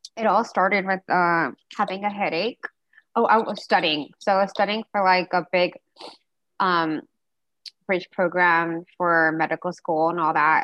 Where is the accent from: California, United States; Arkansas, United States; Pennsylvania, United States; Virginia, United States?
California, United States; Diamond Bar; I don't know if anyone of you guys heard of Diamond Bar it's like Southern California